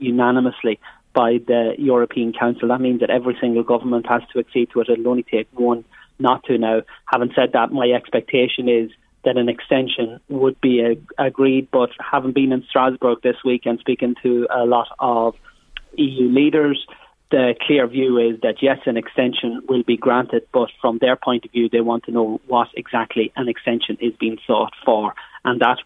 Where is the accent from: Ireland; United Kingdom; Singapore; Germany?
Ireland; we as Irish MEPs